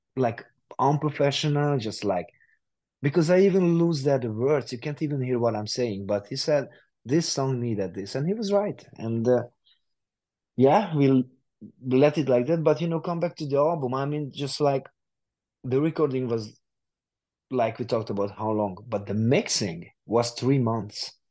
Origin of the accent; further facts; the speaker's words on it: Hungary; a hungarian studio not far from my from my hometown